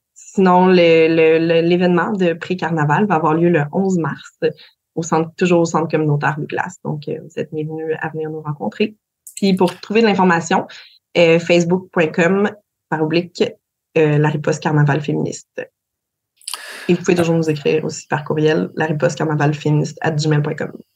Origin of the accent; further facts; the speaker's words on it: Gaspésie, Quebec, Canada; chez nous, en Gaspésie